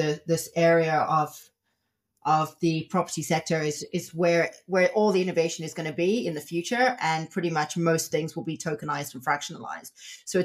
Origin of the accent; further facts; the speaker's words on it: South Africa; I'm from South Africa